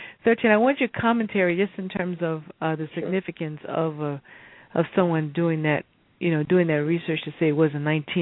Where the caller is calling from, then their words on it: Philadelphia, Pennsylvania, United States; I'm calling from Philadelphia.